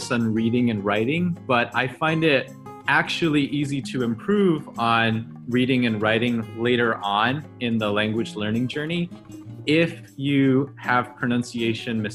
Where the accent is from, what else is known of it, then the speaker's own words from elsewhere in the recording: Southern California, United States; English is a second language; also born or lived in China; I was born in China. I'm Chinese, but I grew up in Southern California, where I actually had to learn English and Spanish at the same time